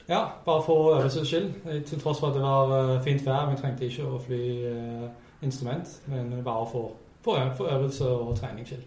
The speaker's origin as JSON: {"language": "Norwegian", "town": "Brisbane", "region": "Queensland", "country": "Australia", "tie": "born or raised there", "moved": "as an adult", "lives_now": "Norway", "said": "jeg er fra Australia, som sagt, så det må jo være hjemmebyen, hjemmebyen min, uh, Brisbane"}